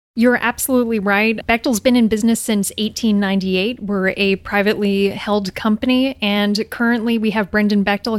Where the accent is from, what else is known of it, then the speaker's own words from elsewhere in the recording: New Brunswick, Canada; moved away as an adult; I'm Canadian. I'm from New Brunswick, Canada.